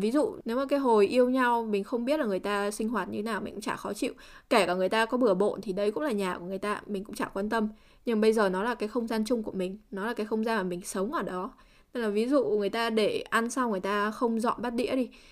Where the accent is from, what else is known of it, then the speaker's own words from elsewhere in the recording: Vietnam; mình là người Việt Nam